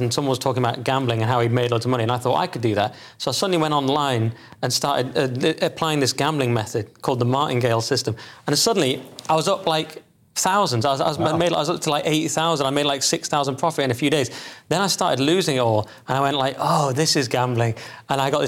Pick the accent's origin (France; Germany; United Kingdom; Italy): United Kingdom; England; I think of myself as English, not British